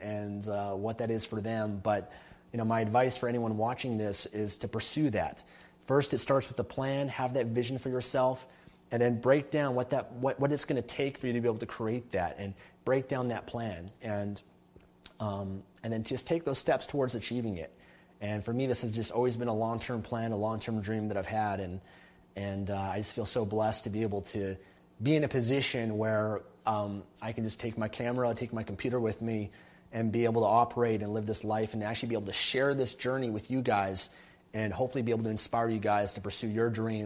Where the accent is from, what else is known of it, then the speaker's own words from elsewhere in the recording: Canada; moved away as an adult; now in Panama City, Panama; I'm still a Canadian citizen, okay? I've still got my Canadian passport